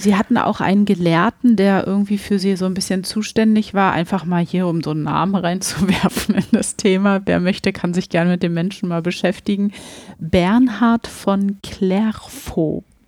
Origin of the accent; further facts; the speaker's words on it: Berlin, Germany; wir kommen ja hier aus Berlin